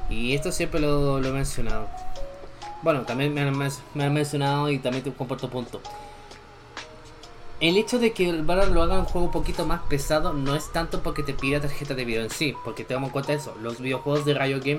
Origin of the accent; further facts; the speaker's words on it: Chile; yo también soy de Chile, aunque me siento lo contrario. Mi acento dice lo contrario, pero sí soy de Chile.